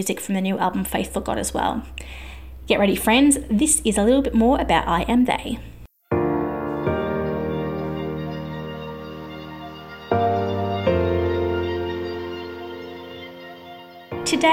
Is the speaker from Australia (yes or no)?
yes; Australia; I am an Aussie music journalist